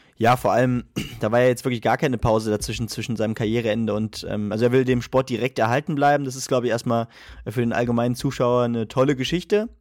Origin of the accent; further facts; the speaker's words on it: Germany; wir als Deutsche